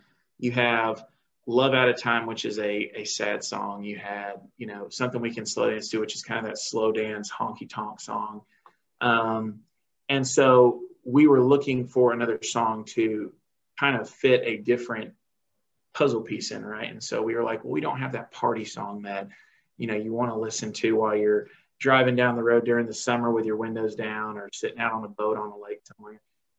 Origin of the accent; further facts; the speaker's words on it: Dominican Republic; moved away as an adult; now in United States; growing up in the Dominican, we thought we were cool because we could speak Spanish and we could sing in Spanish and stuff.